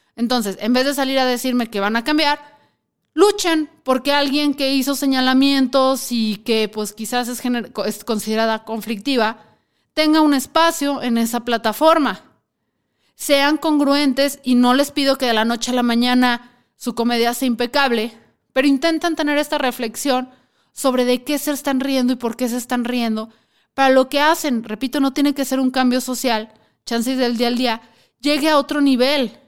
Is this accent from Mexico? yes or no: yes; Mexico; somos los mexicanos